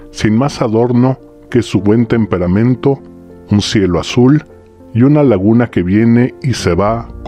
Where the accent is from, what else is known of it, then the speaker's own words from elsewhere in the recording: Zapotlán el Grande, Jalisco, Mexico; Yo, señores, soy de Zapotlán el Grande, un pueblo que de tan grande nos lo hicieron Ciudad Guzmán hace 100 años. Pero nosotros seguimos siendo tan pueblo que todavía le decimos Zapotlán.